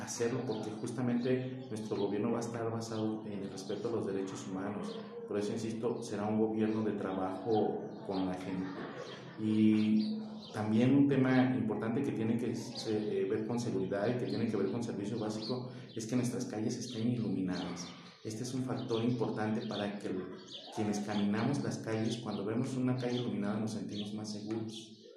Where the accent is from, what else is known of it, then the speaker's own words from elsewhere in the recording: Paracho, Michoacán, Mexico; Soy un apasionado de Paracho, eh, lo quiero mucho, sus costumbres, sus tradiciones, a su gente, soy de aquí